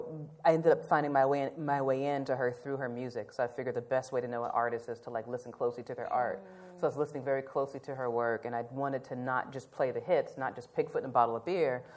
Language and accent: English; Nashville, Tennessee, United States; about Nashville, like wanted to tell the story about my hometown